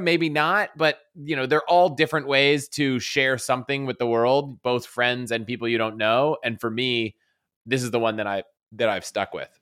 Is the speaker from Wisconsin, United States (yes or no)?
no; Virginia outside DC, United States; moved away as an adult; also born or lived in Colorado; I grew up in Vir-, Virginia outside D C